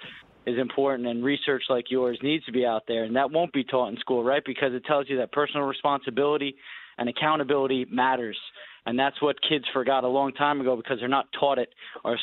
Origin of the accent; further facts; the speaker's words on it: New York City, New York, United States; also born or lived in Queens, New York; No, I grew up in Manhattan, but moved to Queens for 10 years now.